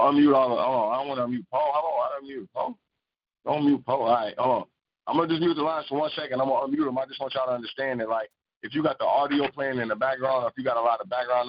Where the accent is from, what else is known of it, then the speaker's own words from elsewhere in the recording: Chicago, Illinois, United States; I'm from Chicago